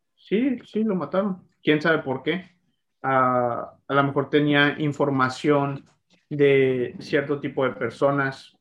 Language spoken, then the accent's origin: Spanish; Mexico; nuestros ancestros los aztecas en México